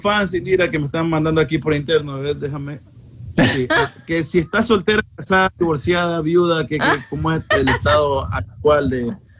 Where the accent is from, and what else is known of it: Ecuador